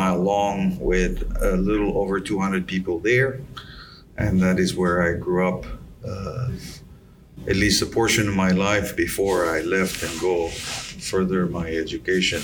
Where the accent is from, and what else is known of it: Yap, Micronesia; moved away; also born or lived in Pohnpei